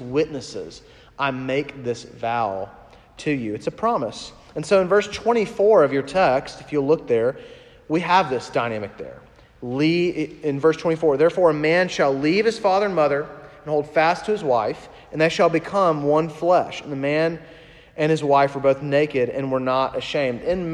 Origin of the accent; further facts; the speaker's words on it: Huntsville, Alabama, United States; moved away; I just officiated actually my first wedding in Alabama, in my hometown, Huntsville.